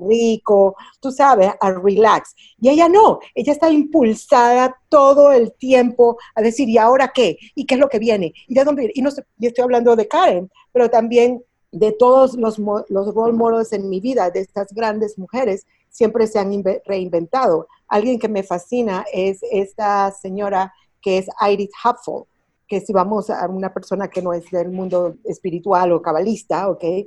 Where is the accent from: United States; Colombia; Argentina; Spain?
United States; Miami, Florida; moved away as an adult; also born or lived in Venezuela / New York; now in Mexico; Yo nací en Venezuela, Ah, y a muy temprana edad mis familias se muevan a los Estados Unidos, mi mamá venezolana, mi papá cubano, pero crecida en Miami, en los Estados Unidos.